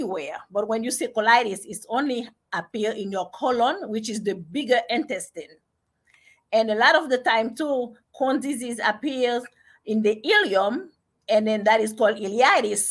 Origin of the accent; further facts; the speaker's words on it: Haiti; moved away as an adult; now in United States; I was born in Haiti, and I came to America when I was about 18 years old. And I studied in Haiti